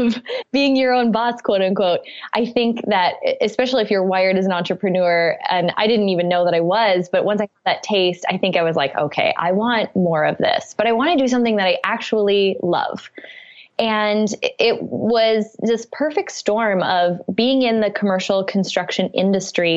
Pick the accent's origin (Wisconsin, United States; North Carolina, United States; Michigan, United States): Wisconsin, United States; I grew up in the Midwest. I went to college in Wisconsin, where I'm originally from.